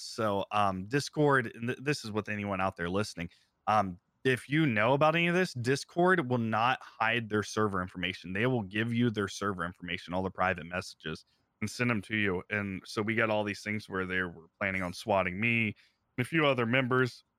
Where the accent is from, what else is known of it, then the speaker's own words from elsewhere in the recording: Ohio, United States; moved away as an adult; also born or lived in Phoenix / San Diego; I'm from Ohio originally